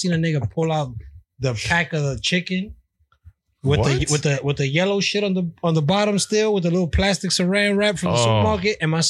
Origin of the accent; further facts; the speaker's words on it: New York, United States; I'm born and bred. I'm from New York